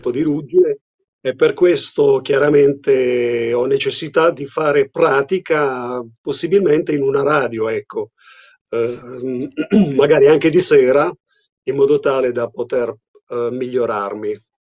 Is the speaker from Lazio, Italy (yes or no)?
no; Apulia, Italy; accent: pugliese; io sono pugliese, non so se si sente sì. dall'accento